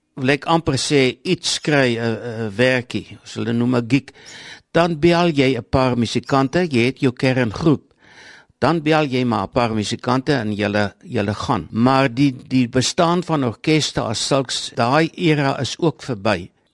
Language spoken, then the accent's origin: Afrikaans; South Africa; ek kom van Vrashoek af